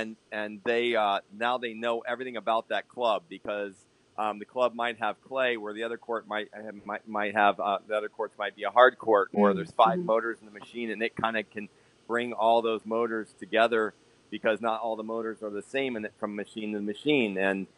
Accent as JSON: {"language": "English", "town": "Lima", "region": "Ohio", "country": "United States", "lives_now": "Viera, United States", "said": "Lima, Ohio."}